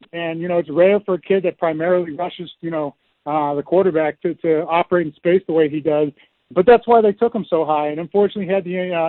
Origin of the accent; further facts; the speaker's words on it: Massachusetts, United States; moved away as an adult; I grew up in Massachusetts because my dad played for New England